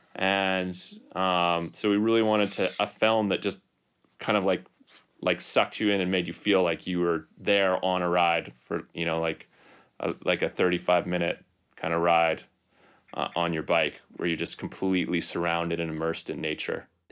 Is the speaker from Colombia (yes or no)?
no; North Vancouver, British Columbia, Canada; also born or lived in Whistler; I'm from North Van as well. I grew up in Vancouver.